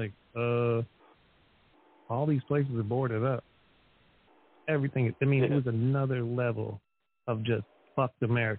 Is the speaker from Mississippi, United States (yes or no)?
no; Erie, Pennsylvania, United States; moved away; also born or lived in Chicago; originally I'm from Erie, Pennsylvania, which is not a rich city. It's not an amazing city. It's also on Lake Erie, just like Gary, Indiana is on Lake Michigan. But it's not exactly, it's just industrial Rust Belt type city